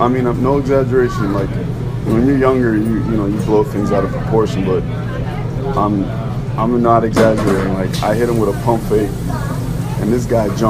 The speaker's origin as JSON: {"language": "English", "area": "Westchester", "region": "New York", "country": "United States", "said": "I'm like 13 years old. So I'm, you know, I'm from Westchester"}